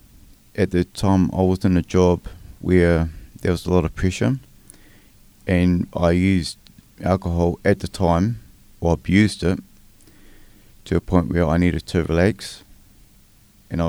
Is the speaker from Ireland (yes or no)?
no; Wellington, New Zealand; moved away as an adult; also born or lived in Porirua; now in Christchurch, New Zealand; I'm a Wellingtonian. So I grew up in Wellington. I lived there till I was about 37. And then I moved down to Christchurch.